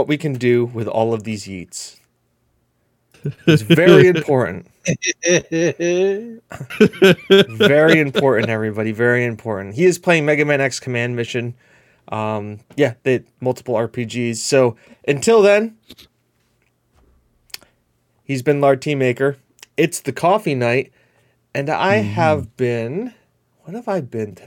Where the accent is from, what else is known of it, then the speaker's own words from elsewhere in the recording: United States; I'm an American